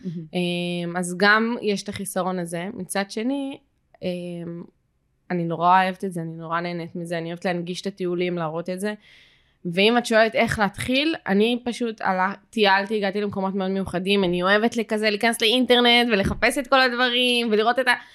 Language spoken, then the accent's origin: Hebrew; Jerusalem, Jerusalem District, Israel; moved away; אני במקור מירושלים